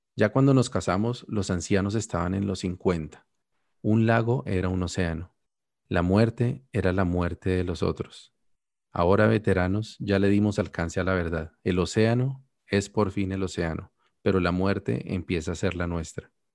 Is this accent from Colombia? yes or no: yes; Colombia; now in Canada; yo ya no vivo en Colombia es como yo morí en Colombia y nací en Canadá.